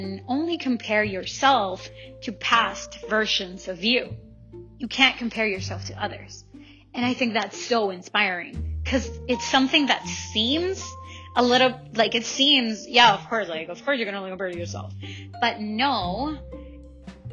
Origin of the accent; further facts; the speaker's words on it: El Salvador; now in Langley, Canada; I'm from El Salvador